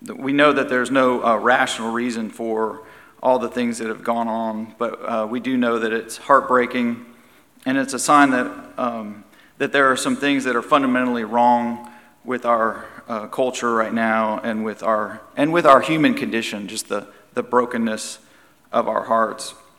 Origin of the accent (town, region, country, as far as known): United States